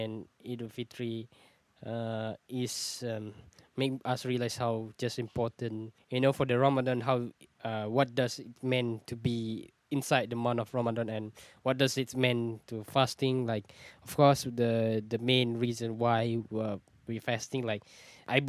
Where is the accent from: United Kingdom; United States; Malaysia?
Malaysia; I'm from Malaysia